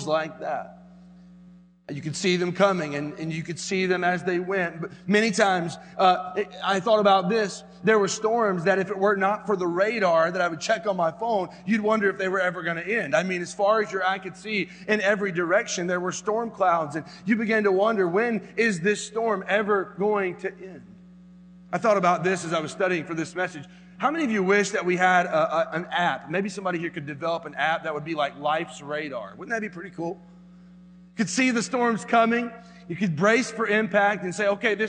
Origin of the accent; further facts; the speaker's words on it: North Carolina, United States; I grew up in North Carolina